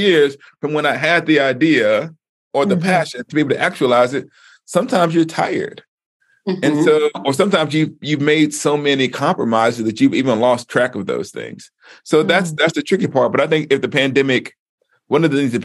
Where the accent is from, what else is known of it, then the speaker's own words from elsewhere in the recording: the American South, United States; moved away; I grew up in the Black church. And like I said, in the African-American, Black Southern African-American context